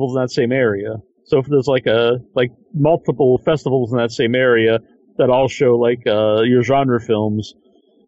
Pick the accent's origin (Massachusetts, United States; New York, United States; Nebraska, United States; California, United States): Massachusetts, United States; Sandwich; I just say I'm from Cape Cod, because no one will know Sandwich